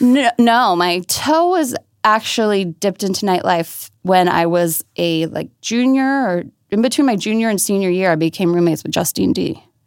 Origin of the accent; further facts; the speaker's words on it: outside of Baltimore, Maryland, United States; moved away as an adult; now in New York, United States; I'm originally from Maryland, so outside of Baltimore